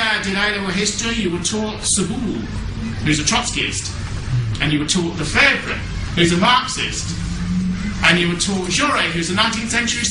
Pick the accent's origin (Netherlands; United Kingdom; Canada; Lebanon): United Kingdom; England; as an Englishman